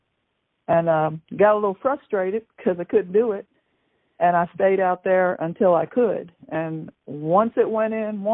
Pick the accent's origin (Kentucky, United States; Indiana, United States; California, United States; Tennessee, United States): Kentucky, United States; Newport; I grew up in Newport, Kentucky, in the projects